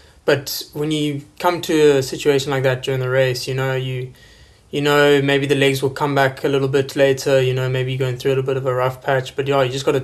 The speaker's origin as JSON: {"language": "English", "country": "South Africa", "said": "as a South African"}